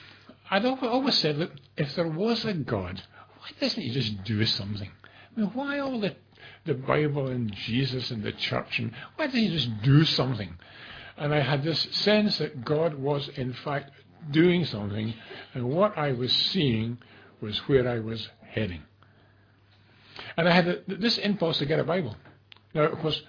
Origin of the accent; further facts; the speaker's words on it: Glasgow, Scotland, United Kingdom; I'm from Glasgow.